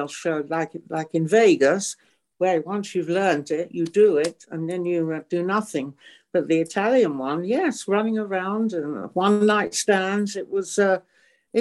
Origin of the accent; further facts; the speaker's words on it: England, United Kingdom; moved away as an adult; also born or lived in Normandy, France; now in France; I was tiddling around at the age of three, like most little English girls